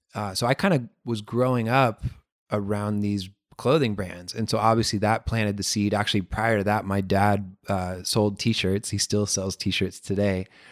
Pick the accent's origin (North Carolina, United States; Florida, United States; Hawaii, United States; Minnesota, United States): Florida, United States; I live in Florida. I grew up in Florida.